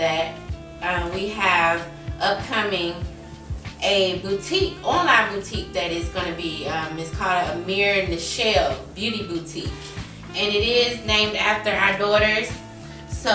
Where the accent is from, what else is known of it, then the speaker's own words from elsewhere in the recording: Atlanta, Georgia, United States; also born or lived in Oxnard, California / New Orleans, Louisiana; I moved to Atlanta when I was about 3 or 4 years old. So for the most part, I've been here since that time